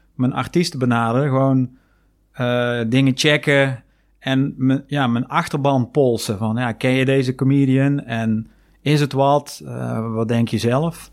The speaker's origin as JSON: {"language": "Dutch", "country": "Netherlands"}